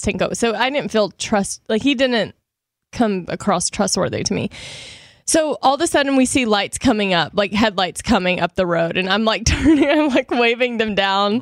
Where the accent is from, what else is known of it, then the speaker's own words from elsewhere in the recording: Shreveport, Louisiana, United States; moved away; I was, like, in Dallas and then Shreveport, Louisiana, which is my hometown